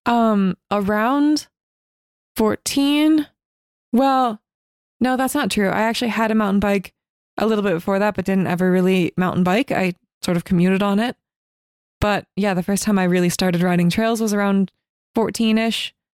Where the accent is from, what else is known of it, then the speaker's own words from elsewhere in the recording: north of San Francisco, Northern California, United States; I grew up north of San Francisco in Northern California